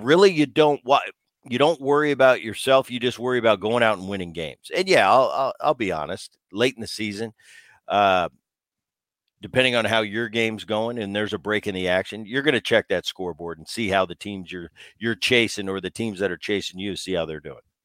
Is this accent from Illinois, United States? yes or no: no; New Jersey, United States; I grew up in New Jersey